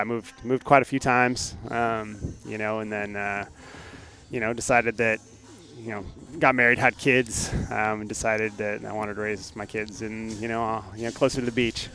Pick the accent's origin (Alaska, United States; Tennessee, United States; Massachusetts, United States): Alaska, United States; moved away as an adult; also born or lived in North Dakota / Oklahoma / Houston / Pennsylvania; now in Bay Area, California, United States; I was born and raised in Alaska.